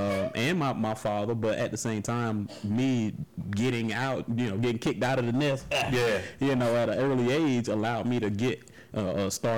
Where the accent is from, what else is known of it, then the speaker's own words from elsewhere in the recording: Tampa, Florida, United States; Here in Temple.